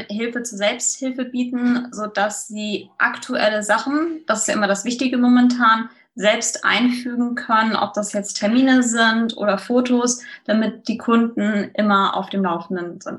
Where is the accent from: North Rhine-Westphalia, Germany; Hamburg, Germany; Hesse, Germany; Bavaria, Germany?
Hesse, Germany; Frankfurt; now in Quickborn, Germany; Also ich kenne das ja als Frankfurterin selbst. Wenn man mal was schön haben wollte, dann ist man so in die Orte gefahren, in Taunus Spessart und so weiter